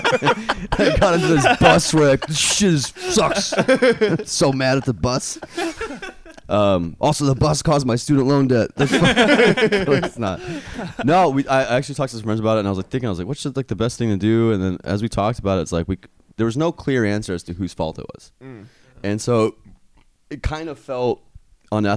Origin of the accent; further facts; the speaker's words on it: New York, United States; now in Houston, United States; I'm originally from New York, and I wanted to move back to New York